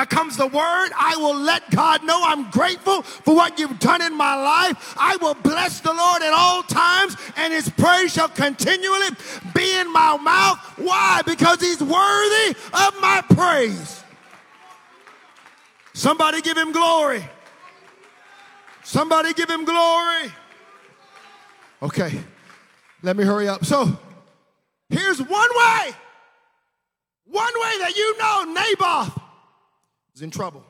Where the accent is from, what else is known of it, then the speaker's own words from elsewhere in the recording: the South, United States; I'm a Southern boy. We came from the South